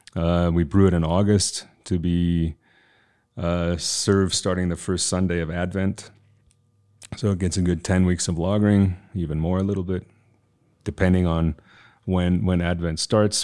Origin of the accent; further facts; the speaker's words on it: United States; moved away; also born or lived in Southeast Bavaria, Germany; I'm American